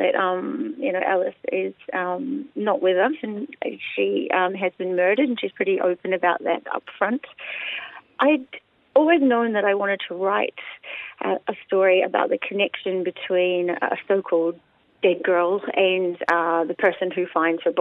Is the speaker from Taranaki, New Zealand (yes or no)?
yes; Waitara, Taranaki, New Zealand; moved away as an adult; also born or lived in Melbourne, Australia; I am a Kiwi, born and bred in Waitara in Taranaki.